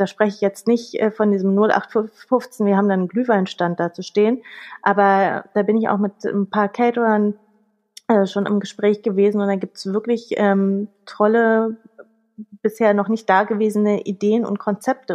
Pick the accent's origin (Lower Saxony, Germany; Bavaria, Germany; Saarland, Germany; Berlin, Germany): Berlin, Germany; Ich bin gebürtige Berlinerin, das ist hier mein Hauptwirkungskreis, Berlin, Brandenburg, Mecklenburg